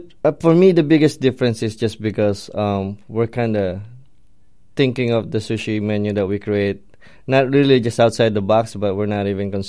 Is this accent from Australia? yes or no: no; Philippines; moved away as an adult; now in Palm Beach County, United States; Yep, I was born and raised in the Philippines. I always like to share that I'm kind of raised on the streets because I traveled a lot. But born and raised there, but I grew up here in Palm Beach County for the most part of my adult